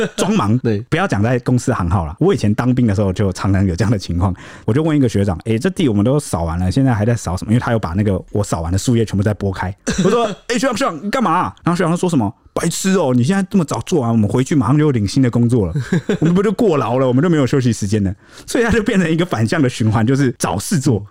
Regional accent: Taiwan; 我们台湾人不一样

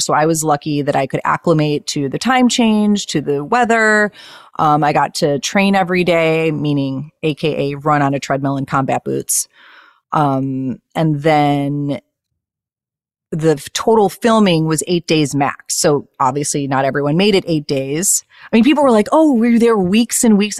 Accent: Chicago, Illinois, United States; moved away as an adult; now in Los Angeles, United States; I lived in Chicago my whole life

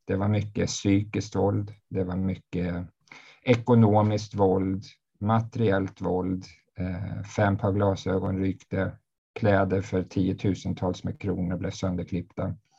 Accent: Uppsala, Uppsala County, Sweden; jag är en man från Uppsala

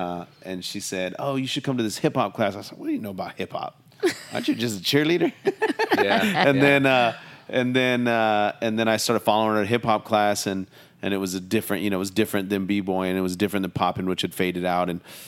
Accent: Long Beach, California, United States; also born or lived in San Diego / Oxnard / Seattle; Well, I'm from around here, Long Beach. I was born in Long Beach, California. My dad was in the Navy, so we moved up and down the coast, San Diego, Long Beach, Oxnard, even up north to Seattle for a brief time.

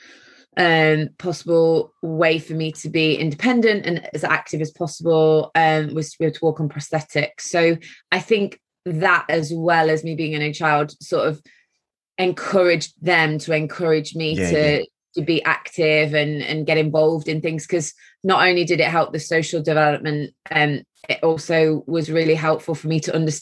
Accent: Mansfield, East Midlands, United Kingdom; I was born in Mansfield in Nottinghamshire, so a Midlands girl

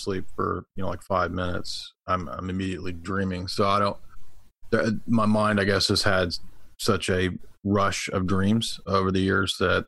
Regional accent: Tennessee, United States; I come from Tennessee, so I guess... playing outside, nature, streams, the lake, those kind of things would be formative for me as a child

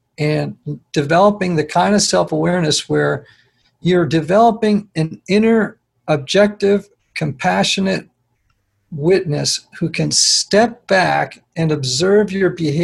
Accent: Greenwich, Connecticut, United States; now in Nashville, United States; I grew up in Greenwich, Connecticut, where everyone is successful

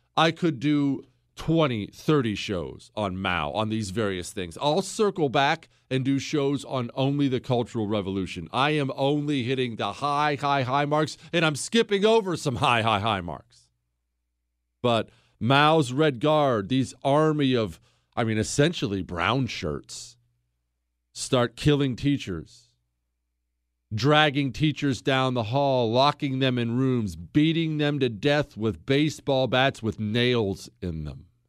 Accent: United States; I'm an American

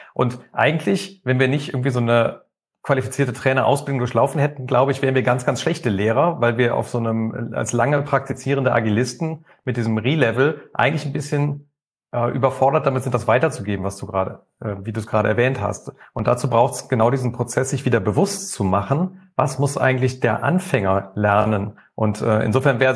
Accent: Rhineland, Germany; now in Mannheim, Germany; Ich bin eigentlich gebürtiger Rheinländer

